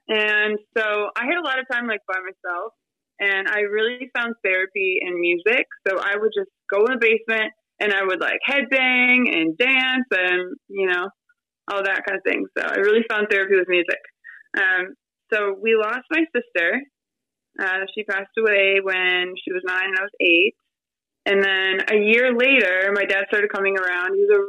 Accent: Detroit, Michigan, United States; So I was raised in Detroit. I love Detroit. Detroit's a great city.

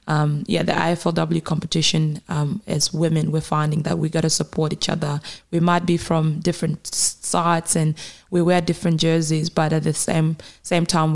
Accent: Kenya; also born or lived in South Sudan; now in Australia; I am a young South Sudanese woman who obviously is Australian now, but almost I'm also Kenyan. I grew up in Kenya for many years

